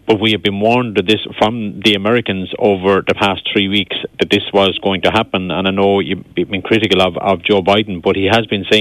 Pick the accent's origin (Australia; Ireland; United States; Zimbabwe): Ireland; we as Irish people